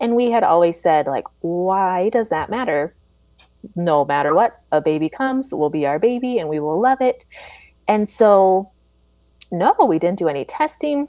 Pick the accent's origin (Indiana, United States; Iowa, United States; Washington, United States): Iowa, United States; moved away as an adult; also born or lived in Chicago, Illinois; now in Maple Grove, United States; I'm an Iowa kid at heart, but my husband's job brought us to Minnesota